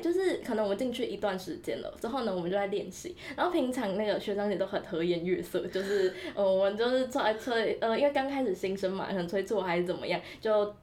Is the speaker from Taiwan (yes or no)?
yes; Tainan, Taiwan; moved away; 因为我台南人，然后台南的公车是相对来讲比较方便的